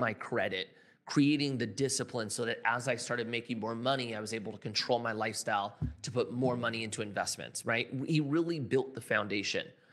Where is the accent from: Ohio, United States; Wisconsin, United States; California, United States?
California, United States; I'm from California